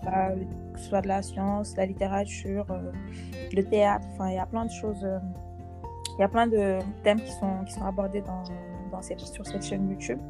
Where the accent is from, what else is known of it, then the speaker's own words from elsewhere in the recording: Senegal; chez nous au Sénégal